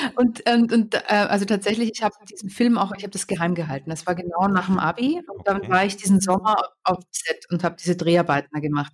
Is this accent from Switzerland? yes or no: no; Austria; moved away as an adult; also born or lived in England; now in Berlin, Germany; ich war Österreicherin